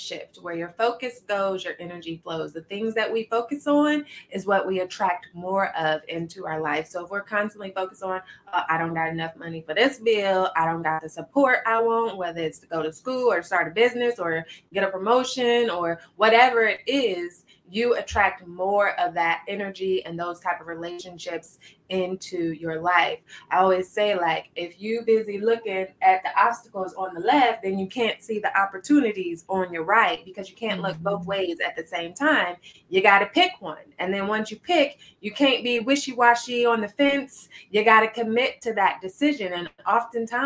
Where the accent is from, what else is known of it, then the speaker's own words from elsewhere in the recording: Midwest, United States; Midwest born and raised